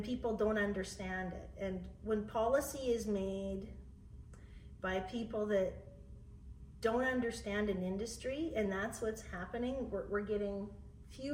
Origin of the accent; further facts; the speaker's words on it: Plenty, Saskatchewan, Canada; Plenty is my hometown